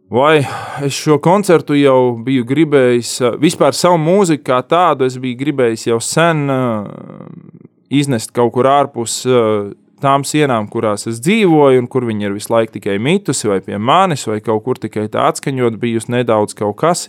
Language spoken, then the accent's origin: Latvian; Talsi, Kurzeme, Latvia; Es esmu dzimis Latvijā, Jā, Talsos.